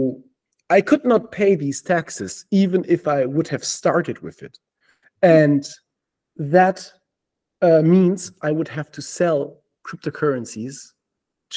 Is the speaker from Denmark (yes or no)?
yes; Denmark; moved away; also born or lived in Germany; I was living in Germany and then I moved to Denmark gradually. I'm from Denmark.